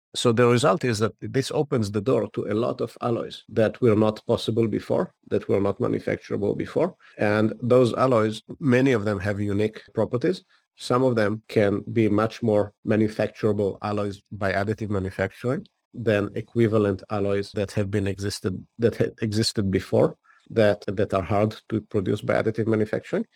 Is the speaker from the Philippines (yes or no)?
no; Israel; moved away as an adult; now in United States; I grew up in Israel and spent the first ten years of my career in the technology unit of the Israeli intelligence